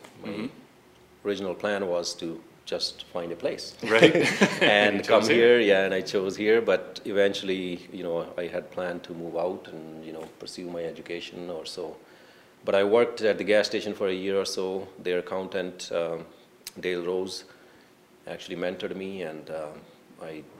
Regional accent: India; moved away as an adult; now in Bancroft, Canada; I grew up in India, and all my college and university education initially was in India.

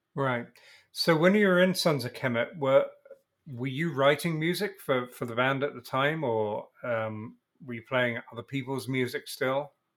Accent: England, United Kingdom; moved away as an adult; now in United States; I'm English and moved to America

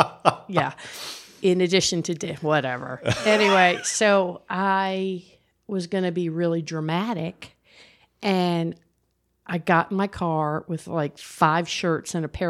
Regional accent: New Jersey, United States; Well, I grew up in New Jersey.

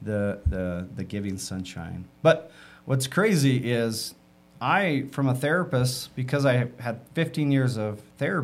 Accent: Utah, United States; I grew up in Utah

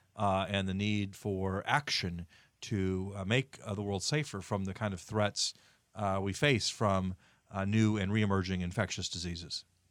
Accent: Indiana, United States; Indiana, my home state

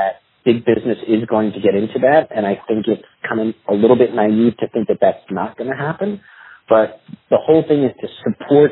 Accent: New York, United States; moved away; I'm from New York, where it's also a melting pot.

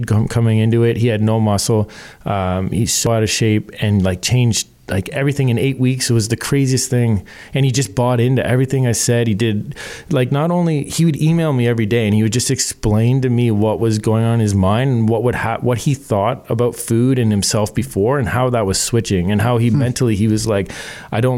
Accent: Canada; we're Canadian.

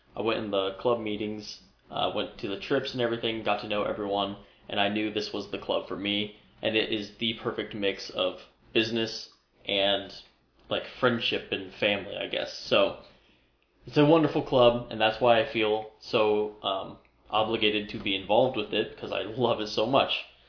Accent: Omaha, Nebraska, United States; moved away as an adult; now in Iowa, United States; I'm originally from the Omaha area.

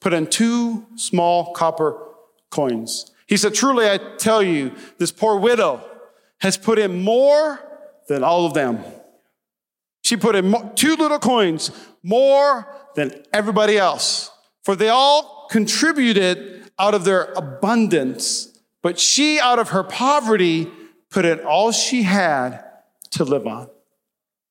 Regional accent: Midwest, United States; I grew up in the Midwest

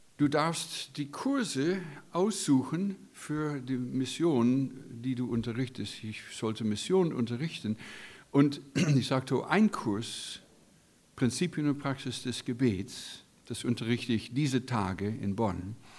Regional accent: United States; German is a second language; moved away as an adult; now in Germany; als Amerikaner bin Gastarbeiter in eurem wunderbaren Land seit 16 Jahren

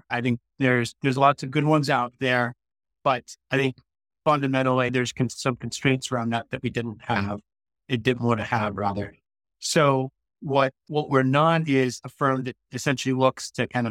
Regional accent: United States; moved away as an adult; also born or lived in San Francisco Bay Area, United States; now in United Kingdom; I'm an American transplant that moved over to the UK about 3 years ago. Prior to that, I spent about 22 years in the San Francisco Bay Area

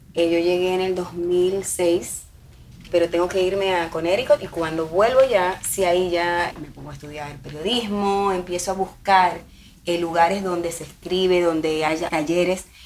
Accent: Santo Domingo, Distrito Nacional, Dominican Republic; moved away as an adult; now in Miami, United States; soy dominicana de Santo Domingo, una ciudad que también tiene mar

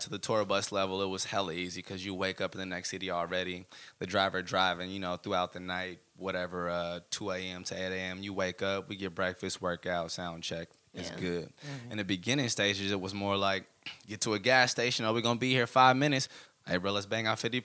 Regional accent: the Bay Area, California, United States; I'm forever from the Bay, and people will know

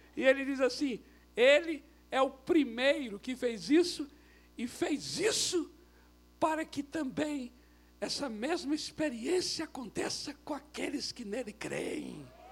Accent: Brazil; eu sou brasileiro, não por acidente

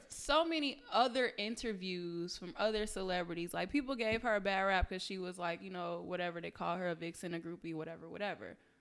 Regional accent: Detroit, Michigan, United States; I'm from Detroit.

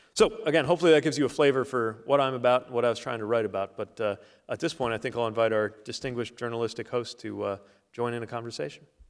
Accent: South Bend, Indiana, United States; my hometown, the city of South Bend

